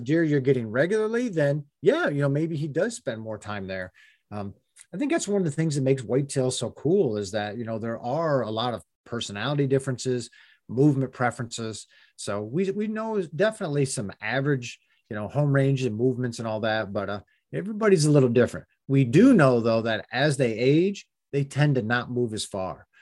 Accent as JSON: {"language": "English", "region": "Pennsylvania", "country": "United States", "tie": "born or raised there", "said": "when I was a kid growing up in Pennsylvania"}